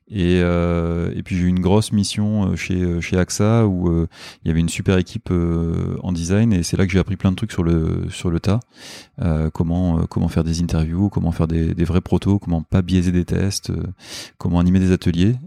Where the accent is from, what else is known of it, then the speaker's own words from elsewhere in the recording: Nord, Hauts-de-France, France; moved away as an adult; also born or lived in Lille; now in Paris, France; je suis du, je suis du Nord